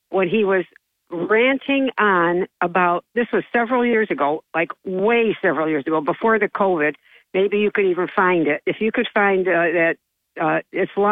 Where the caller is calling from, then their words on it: Johnson City, New York, United States; uh, bright eyed and bushy tailed up since 5 o'clock, … from Johnson City.